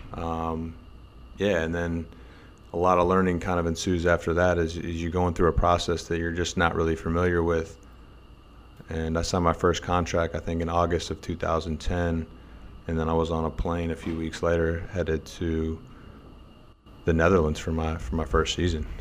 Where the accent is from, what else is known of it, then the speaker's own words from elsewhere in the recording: United States; moved away as an adult; as an American player